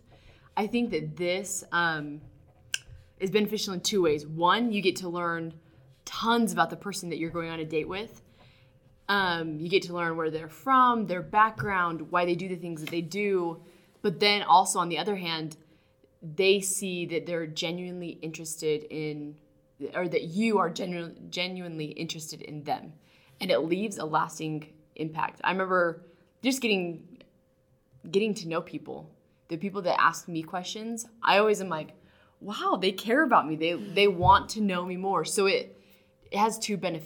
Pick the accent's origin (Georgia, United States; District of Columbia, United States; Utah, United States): Utah, United States; St. George